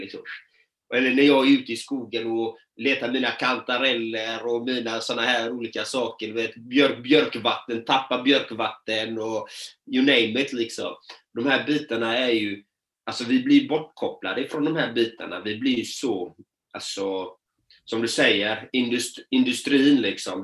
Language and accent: Swedish; Sweden; born or raised there